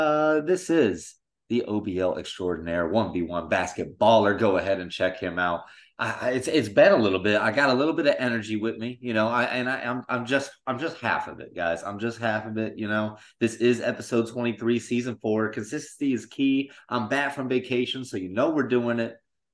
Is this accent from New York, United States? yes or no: no; Florida, United States; I'm from Florida, man. It's flat and there's water.